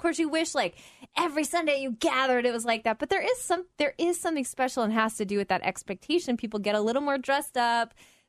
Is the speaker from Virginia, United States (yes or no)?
no; Oklahoma, United States; I grew up in Oklahoma. My family from Texas, family from Georgia.